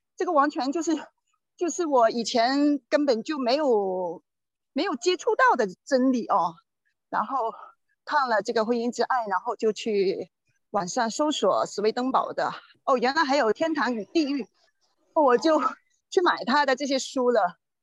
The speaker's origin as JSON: {"language": "Chinese", "town": "Shanwei", "region": "Guangdong", "country": "China", "tie": "born or raised there", "also_born_or_lived": "Shenzhen", "said": "我是来自广东的哦，广东汕尾的，呃，之前是在深圳生活。然后这两三年就回到，回到家乡汕尾"}